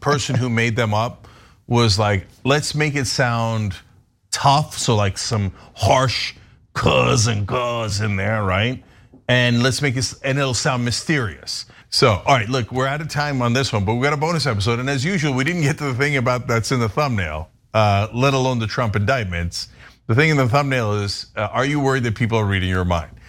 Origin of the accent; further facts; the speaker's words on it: New Jersey, United States; Me, Dave, and the guys that we grew up with in New Jersey